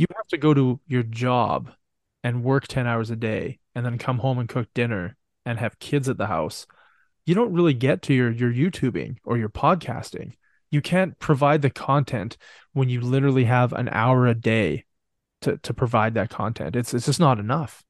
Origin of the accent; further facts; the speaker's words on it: Canada; I'm from Canada.